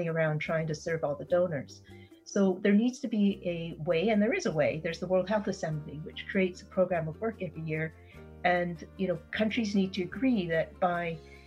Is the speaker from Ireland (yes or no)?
no; Canada; as a Canadian citizen